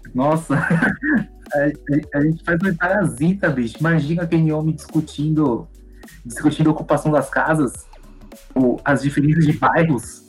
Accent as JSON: {"language": "Portuguese", "country": "Brazil"}